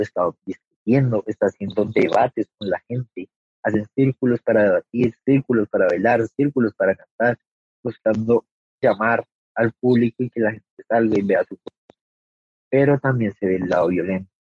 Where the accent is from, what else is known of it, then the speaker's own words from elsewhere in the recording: Colombia; todos somos colombianos